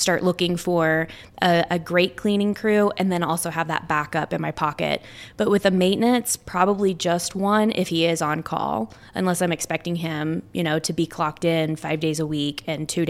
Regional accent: Dallas, Texas, United States; I grew up in Dallas, Texas

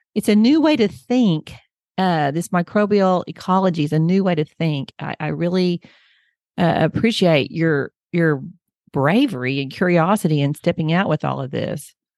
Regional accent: Oklahoma, United States; I'm from Oklahoma and we have lots of farmland here

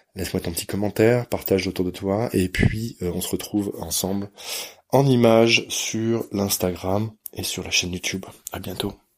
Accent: France; je suis français

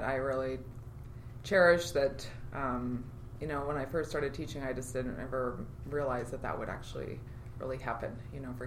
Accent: Federal Way, Washington, United States; also born or lived in Argentina / Las Vegas; I grew up here in the Pacific Northwest, and when I was 10, we landed in Federal Way after going to 6 elementary schools

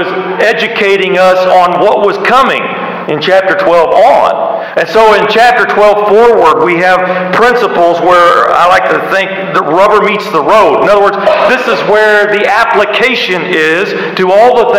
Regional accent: United States; I love being an American.

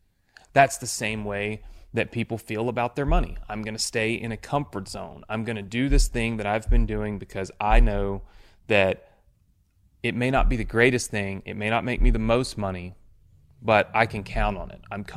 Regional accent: Mississippi, United States; I'm a kid from Mississippi. I graduated with like, I think 30 people in my class.

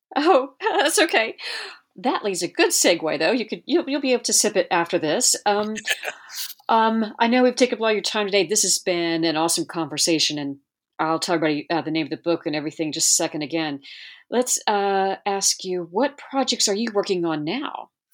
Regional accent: Hawaii, United States; I'm from Hawaii

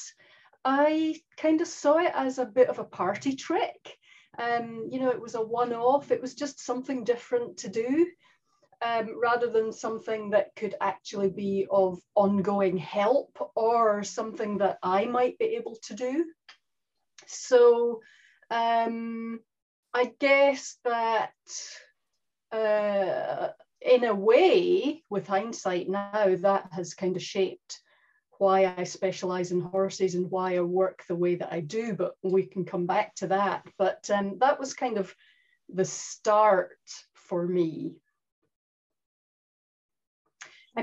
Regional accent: Scotland, United Kingdom; now in New Zealand; in case anyone's confused by the accent, I am Scottish

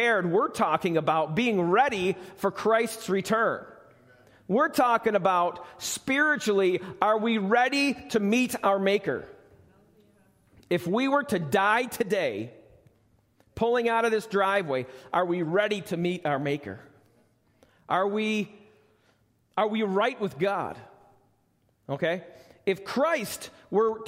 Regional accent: United States; I'm an American

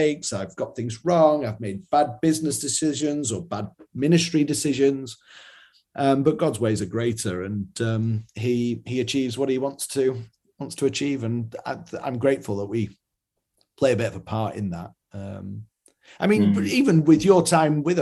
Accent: Yorkshire and the Humber, United Kingdom; I'm from Yorkshire in England, where we're known for being, you know, thrifty

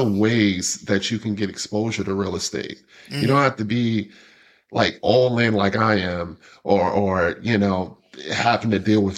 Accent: New York City, New York, United States; now in Atlanta, United States; I'm originally from Brooklyn, New York, but this is my home. I live in the South

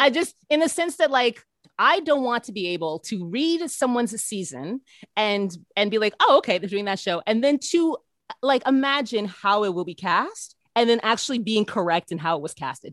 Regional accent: Canada; being a Canadian

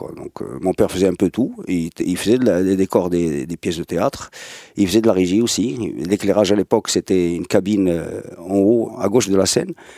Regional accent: Casablanca, Casablanca-Settat, Morocco; Je suis né en 72 à Casablanca, à La Folle plus précisément, les années 70 à Gauthier, des années 80 à Gauthier, les années 90 à Gauthier

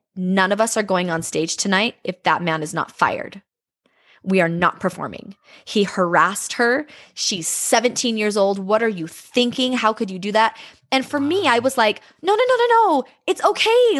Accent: Bountiful, Utah, United States; I grew up in Bountiful

